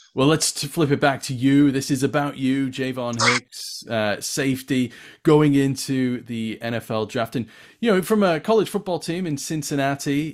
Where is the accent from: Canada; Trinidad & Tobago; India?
Canada; Winnipeg, Manitoba; now in England, United Kingdom; I grew up in Winnipeg and I played Pop Warner football